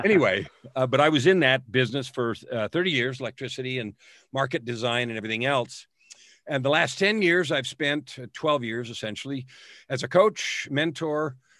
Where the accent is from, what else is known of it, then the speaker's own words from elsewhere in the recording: San Francisco, California, United States; now in Edmonton, Canada; I was born in San Francisco.